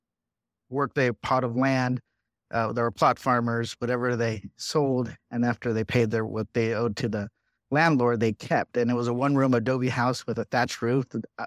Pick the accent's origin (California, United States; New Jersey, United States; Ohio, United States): California, United States; Riverside; I was the youngest of six of immigrant parents. I grew up in Riverside, California, but my brother and I were born here. Four of my siblings were born in Mexico.